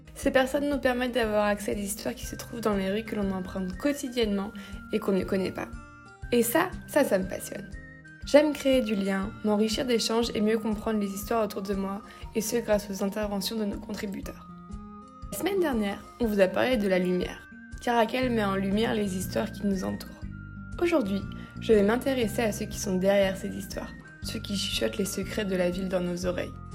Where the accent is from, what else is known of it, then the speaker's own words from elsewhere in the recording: Lyon, Auvergne-Rhône-Alpes, France; now in Paris, France; Je suis originaire de Lyon